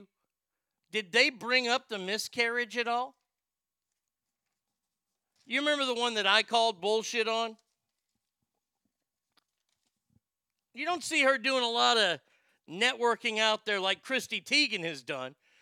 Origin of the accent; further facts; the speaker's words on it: Texas, United States; I grew up here in Texas. This is where I grew up. I grew up in this part of the state in Texas.